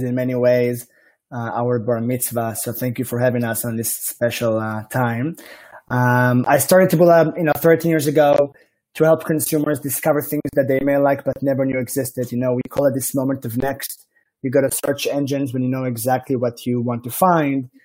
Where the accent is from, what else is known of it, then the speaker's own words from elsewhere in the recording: Israel; accent: Israeli; like my accent strongly suggests, I am from the Holy Land